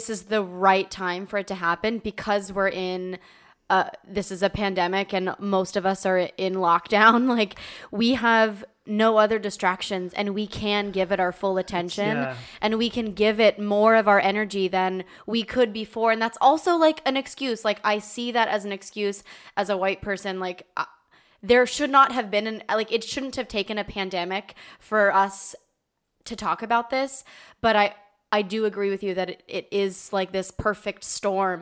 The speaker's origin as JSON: {"language": "English", "town": "San Diego", "region": "California", "country": "United States", "tie": "born or raised there", "moved": "as an adult", "said": "I moved to a town that was a little bit more conservative than growing up in San Diego, which is a very liberal town"}